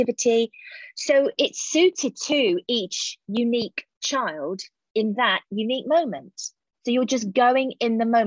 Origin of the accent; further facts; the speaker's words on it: Hayling Island, South East England, United Kingdom; It was such a fantastic place to grow up